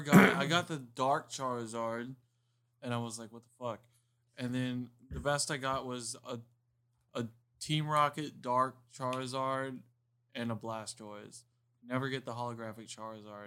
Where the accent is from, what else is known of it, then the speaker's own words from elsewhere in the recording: Miami, Florida, United States; also born or lived in Homestead, Florida; I grew up in Miami, I was born in Miami, but when I was about thirteen, fourteen years old, we moved to Homestead